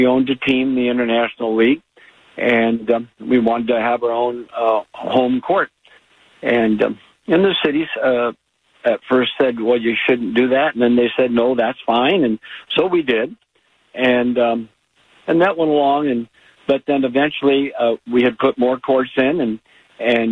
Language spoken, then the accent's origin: English; Oregon, United States; all of us Oregonians